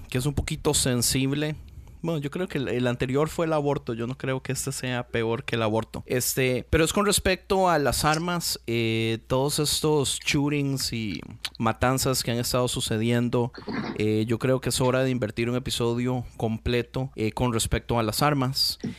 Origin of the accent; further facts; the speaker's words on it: Costa Rica; yo soy de Costa Rica. No sé cuánta gente sabe, Costa Rica no tiene ejército.